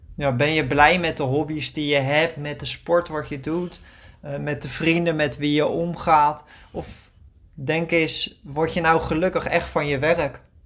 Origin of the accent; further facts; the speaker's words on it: Netherlands; moved away as an adult; now in Greece; wij als Nederlanders